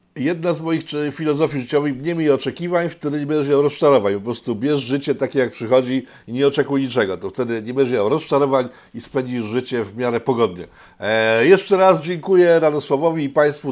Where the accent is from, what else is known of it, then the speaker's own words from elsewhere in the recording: Łódź, Łódź Voivodeship, Poland; ja jestem z Łodzi, z miasta Czterech Kultur